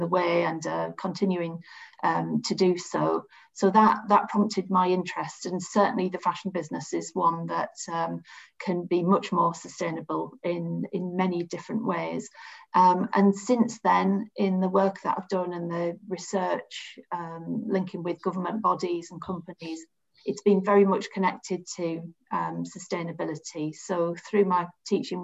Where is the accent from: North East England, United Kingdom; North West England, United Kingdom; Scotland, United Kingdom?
North East England, United Kingdom; the Northeast; I grew up and studied in the Northeast